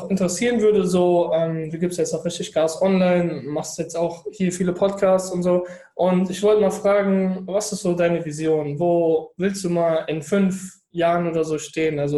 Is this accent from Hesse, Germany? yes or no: yes; Frankfurt, Hesse, Germany; also ich komme aus Frankfurt, man sieht ja diese Bankentürme, da wollte ich ganz oben als Manager stehen.